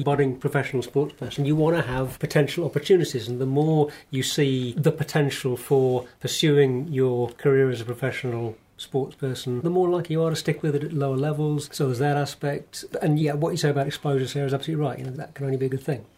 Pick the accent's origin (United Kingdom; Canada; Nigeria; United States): United Kingdom; as a British male